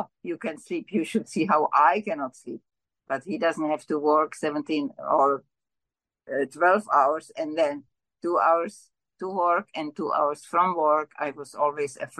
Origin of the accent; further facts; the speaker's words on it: Czechia; also born or lived in Ontario, Canada / Killaloe, Ontario, Canada / North Bay, Ontario, Canada / Milton, Ontario, Canada; now in Vancouver, Canada; I'm originally from Czechoslovakia, now Czech Republic. And I came at the instigation of our Russian brothers when they occupied us. So I came as a refugee.